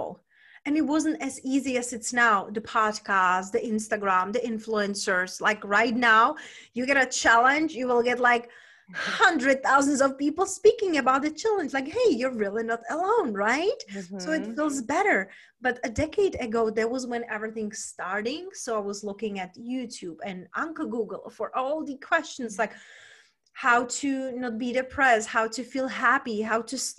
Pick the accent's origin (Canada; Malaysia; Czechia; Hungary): Czechia; moved away as an adult; also born or lived in London / Spain; now in United States; originally I was raised and born in Czech Republic. When I was 20, I moved to London